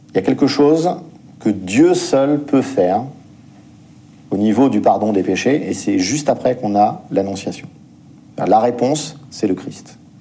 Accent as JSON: {"language": "French", "country": "France", "said": "en tant que Français"}